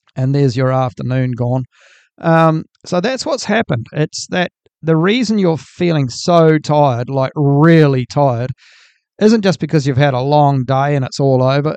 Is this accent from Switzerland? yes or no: no; New Zealand; I'm from New Zealand